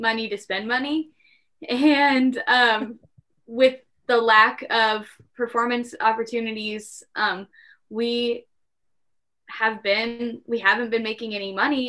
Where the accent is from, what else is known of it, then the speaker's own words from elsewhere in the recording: Midwest, United States; we're from the Midwest. Yeah, so we were like born and bred to apologize